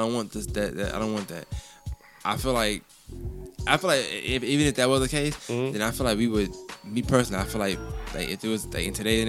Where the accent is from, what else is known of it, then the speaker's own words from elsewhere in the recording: United States; I'm 100% from here